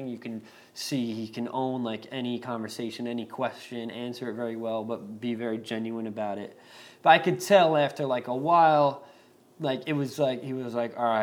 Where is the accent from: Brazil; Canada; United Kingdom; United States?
United States; Long Island, New York; we're from Long Island, like I talk with my hands